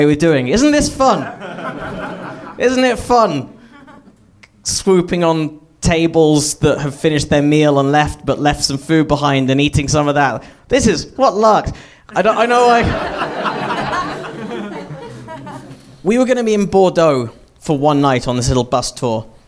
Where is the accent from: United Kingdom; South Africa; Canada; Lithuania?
United Kingdom; I grew up in Britain